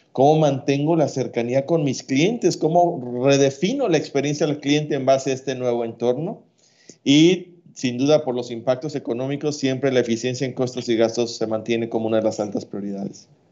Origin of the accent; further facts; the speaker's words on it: Mexico; como mexicanos medios